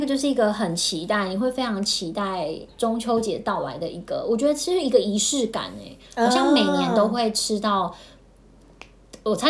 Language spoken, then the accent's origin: Chinese; Taiwan; first language Taiwanese Hokkien; Chinese is a second language; 我们应该是小时候在家都是讲闽南语，就讲台语，所以到了幼稚园才开始讲国语。